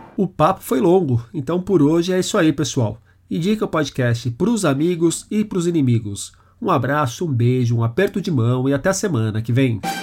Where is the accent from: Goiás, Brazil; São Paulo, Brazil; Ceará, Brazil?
São Paulo, Brazil; eu sou da periferia de São Paulo